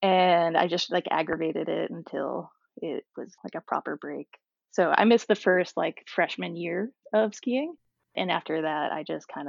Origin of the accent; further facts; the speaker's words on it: Massachusetts, United States; now in Baltimore, United States; I grew up in Massachusetts